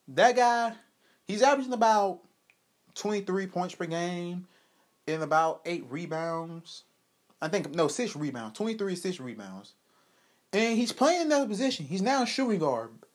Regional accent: Georgia, United States; I'm from Georgia

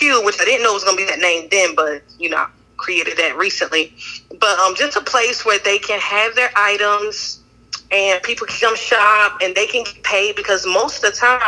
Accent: Wilson, North Carolina, United States; also born or lived in New Jersey; I am originally from New Jersey, but I was raised in North Carolina, in Stansburg and Wilson, and a little bit in Greene County as well.

